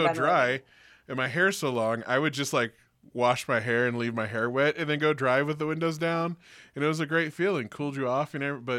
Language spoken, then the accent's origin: English; Bay Area, California, United States; I'm from the Bay Area.